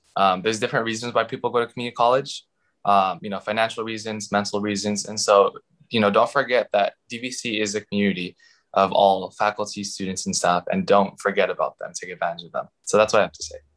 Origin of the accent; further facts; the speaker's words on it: Bay Area, California, United States; also born or lived in Philippines; I am a native of the Bay Area. I was born in the Philippines. When I was three, my family and I came to the United States, and um, we stayed in the Bay Area for all my life.